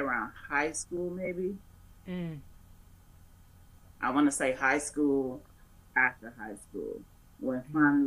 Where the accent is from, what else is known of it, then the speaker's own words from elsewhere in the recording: Chicago, Illinois, United States; I'm born and raised in Chicago